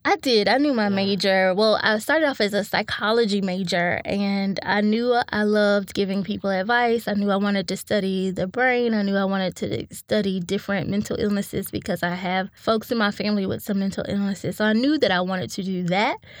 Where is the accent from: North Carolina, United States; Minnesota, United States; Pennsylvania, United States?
North Carolina, United States; Winston-Salem; I grew up in Winston-Salem, North Carolina, to a single mom